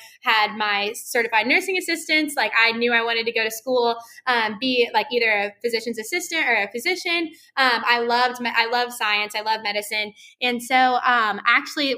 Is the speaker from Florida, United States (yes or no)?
yes; Santa Rosa Beach, Florida, United States; moved away as an adult; now in Tallahassee, United States; I'm from like Santa Rosa Beach, which is like seaside area, Panama City Beach